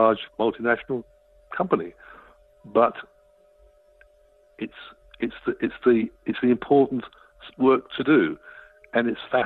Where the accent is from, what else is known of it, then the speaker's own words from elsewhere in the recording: Australia; as an Australian citizen